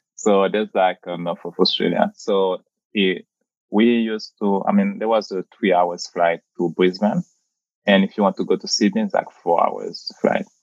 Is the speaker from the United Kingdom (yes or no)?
no; Port-au-Prince, Haiti; moved away as an adult; also born or lived in Papua New Guinea; now in New York, United States; So I came from the Caribbean. So you just mentioned that I born and raised in Puerto au Haiti